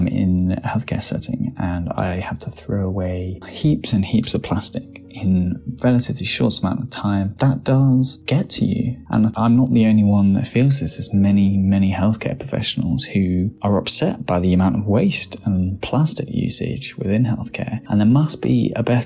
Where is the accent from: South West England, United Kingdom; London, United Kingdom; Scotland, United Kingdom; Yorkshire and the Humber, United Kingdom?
South West England, United Kingdom; Cornwall; moved away as an adult; now in Brighton, United Kingdom; I am from Cornwall in the UK. I'm currently studying in Brighton